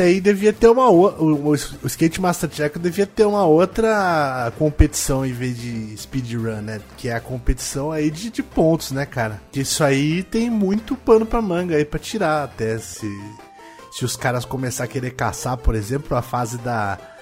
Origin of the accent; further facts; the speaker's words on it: Sorocaba, São Paulo, Brazil; de Sorocaba